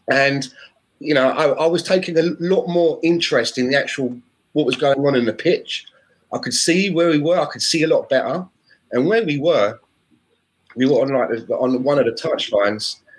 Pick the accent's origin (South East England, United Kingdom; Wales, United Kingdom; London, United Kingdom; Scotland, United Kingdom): London, United Kingdom; I grew up in South London, but on my dad's side, they come from a line of Scotsmen that then gradually moved down to the Newcastle area.